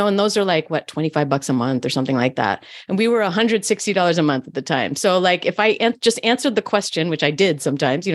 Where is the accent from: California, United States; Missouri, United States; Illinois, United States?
California, United States; Berkeley; I grew up in Berkeley, California.